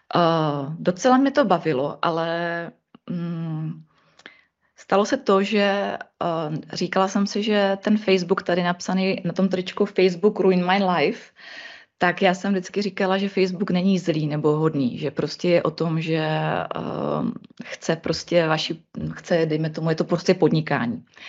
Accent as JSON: {"language": "Czech", "area": "Ostrava region", "region": "Moravian-Silesian Region", "country": "Czechia", "said": "já jsem z Ostra-, z Ostravska"}